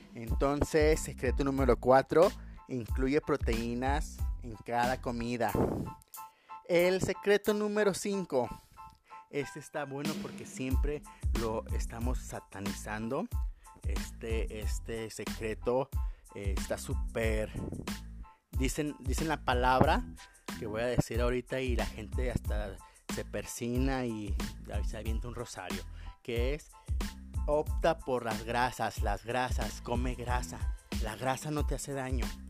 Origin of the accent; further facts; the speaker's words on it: Mexico; como humanos, como mexicanos, si no me duele, pues no está